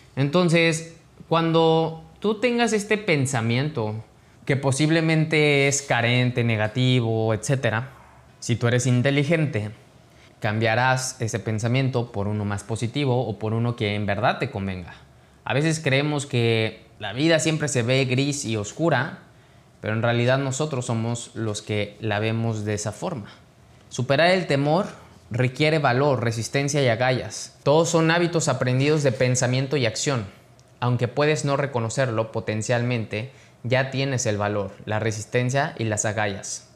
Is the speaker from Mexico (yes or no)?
yes; Mexico; mexicano, emprendedor y empresario